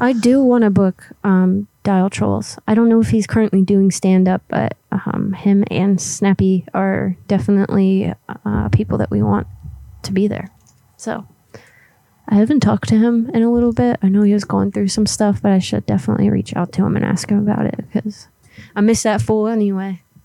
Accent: Florida, United States; moved away; where I grew up in Florida

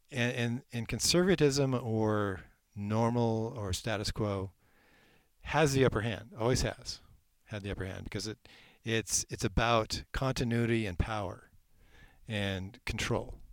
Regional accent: Eugene, Oregon, United States; Well, I came originally from Eugene, Oregon, which is very wet.

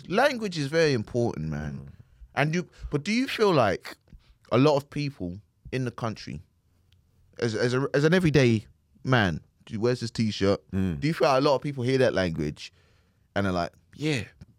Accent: South East England, United Kingdom; I'm from Kent and I wear this t-shirt.

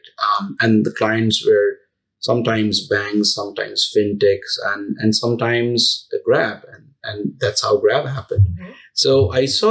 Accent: India; moved away as an adult; also born or lived in United States; growing up in India and then moving to US for my first job with Capital One

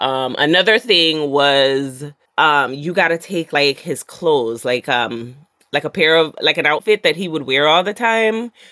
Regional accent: Jamaica; I'm Jamaican

